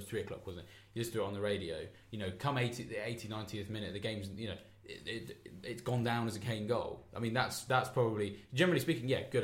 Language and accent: English; England, United Kingdom; I'm English